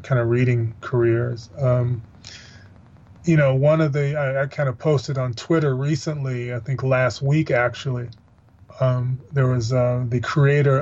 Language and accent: English; Missouri, United States; where I grew up in Missouri